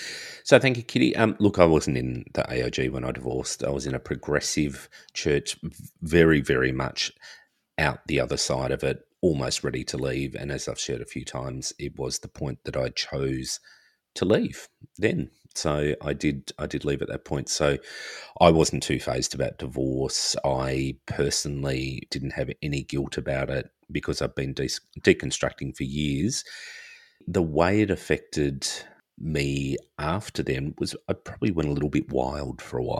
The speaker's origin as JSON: {"language": "English", "country": "Australia", "tie": "born or raised there", "also_born_or_lived": "far north Queensland", "said": "being a child growing up in Australia, always out in the sun, and also lived in far north Queensland for 11 years."}